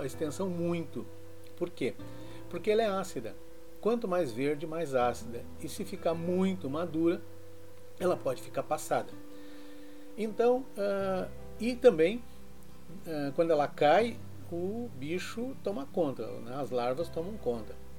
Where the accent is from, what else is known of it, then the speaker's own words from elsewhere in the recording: Serra Gaúcha, Rio Grande do Sul, Brazil; na região onde eu fui criado, que é a Serra Gaúcha